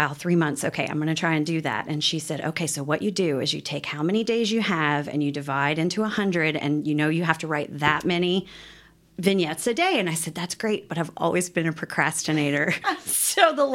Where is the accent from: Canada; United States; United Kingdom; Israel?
United States; Wilmore, Kentucky; now in Lexington, United States; the farm that we grew up in Wilmore